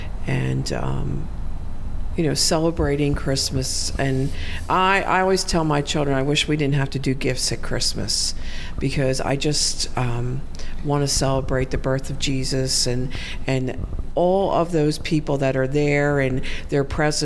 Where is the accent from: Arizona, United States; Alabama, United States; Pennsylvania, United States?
Pennsylvania, United States; Philadelphia; because I'm from Philly